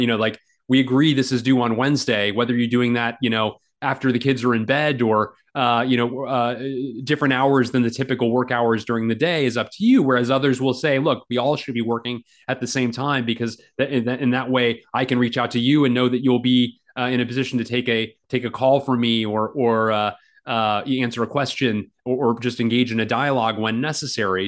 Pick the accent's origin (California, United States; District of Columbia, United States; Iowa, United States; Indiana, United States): District of Columbia, United States; Washington; the Washington Post, uh, my my hometown paper